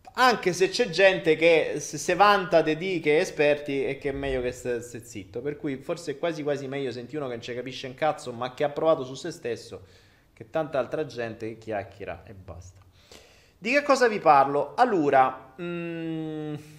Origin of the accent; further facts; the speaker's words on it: Foggia, Apulia, Italy; Io vengo dal sud, sono foggiano. E da noi a Foggia